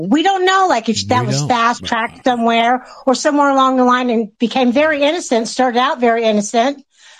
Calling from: Pennsylvania, United States; I'm calling from Pennsylvania, the great state of Pennsylvania.

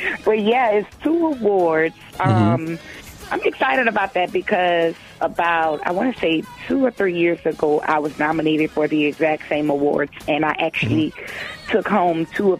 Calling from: Slidell, Louisiana, United States; I'm calling from Slidell, Louisiana.

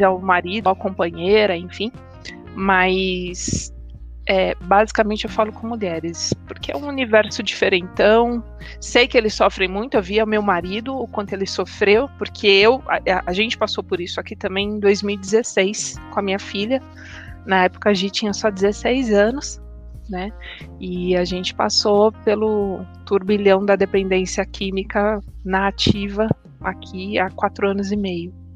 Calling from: São Paulo, Brazil; Eu falo de São Paulo

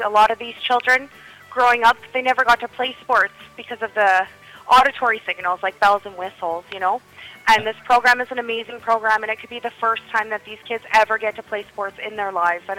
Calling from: Winnipeg, Manitoba, Canada; I am calling from Winnipeg, Manitoba.

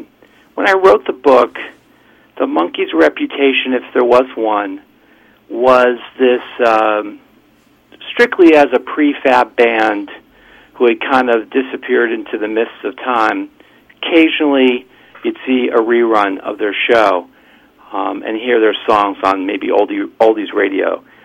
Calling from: Port Washington, New York, United States; I'm calling from Port Washington, New York.

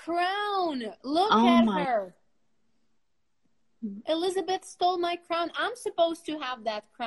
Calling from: Brazil; English is a second language; I am speaking from Brazil.

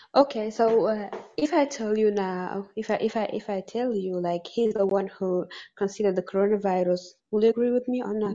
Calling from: Dubai, United Arab Emirates; I'm calling from Dubai

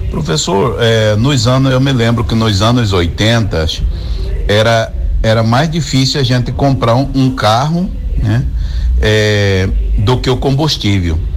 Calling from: Mato Grosso, Brazil; sou aqui de Vazia Grande.

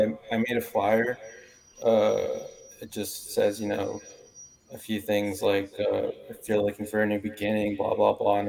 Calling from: Kansas City, Missouri, United States; Kansas City.

